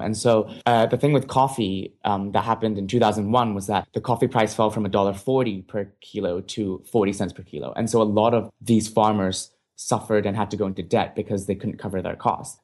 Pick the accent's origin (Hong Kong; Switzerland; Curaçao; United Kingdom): Hong Kong; moved away as an adult; now in United States; I grew up in Hong Kong